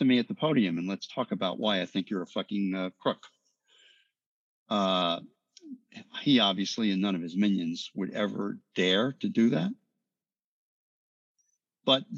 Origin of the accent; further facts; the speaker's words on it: New York, United States; I'm from New York